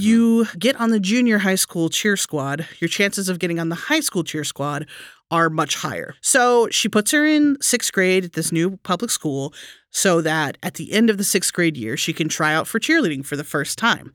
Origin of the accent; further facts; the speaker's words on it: Texas, United States; I grew up in Texas